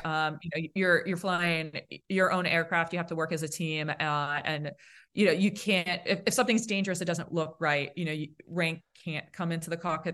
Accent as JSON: {"language": "English", "town": "Boston", "region": "Massachusetts", "country": "United States", "accent": "Boston", "said": "my Boston accent"}